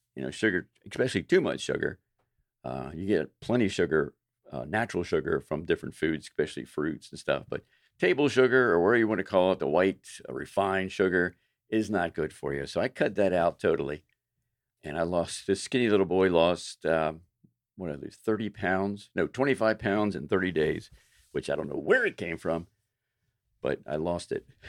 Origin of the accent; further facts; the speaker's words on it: Baltimore, Maryland, United States; moved away as an adult; also born or lived in Florida; I moved from Baltimore, grew up in Baltimore, moved to Florida